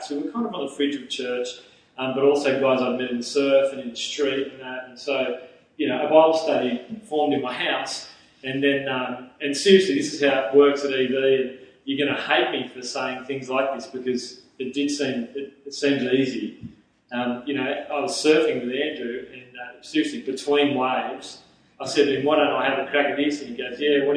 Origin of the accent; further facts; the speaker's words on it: the Shire, south of Sydney, New South Wales, Australia; moved away as an adult; also born or lived in Central Coast, New South Wales; I'd been in youth ministry and young adult ministry down in the Shire, which is just south of Sydney. I'm from the Shire